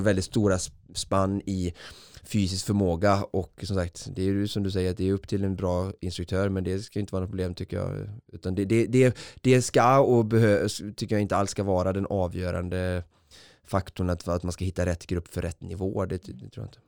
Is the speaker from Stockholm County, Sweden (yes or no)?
no; Vårgårda, Västra Götaland, Sweden; på fotbollsträning i, i Vårgårda där jag kommer ifrån